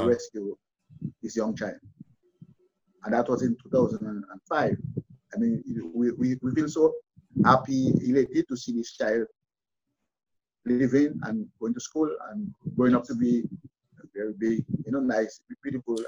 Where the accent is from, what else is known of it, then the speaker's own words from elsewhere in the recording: Roseau, Saint George, Dominica; we in Roseau, I was born in Roseau